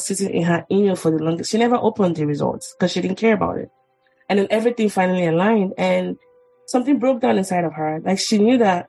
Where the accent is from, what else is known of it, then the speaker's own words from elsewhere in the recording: Nigeria; now in United States; as a Nigerian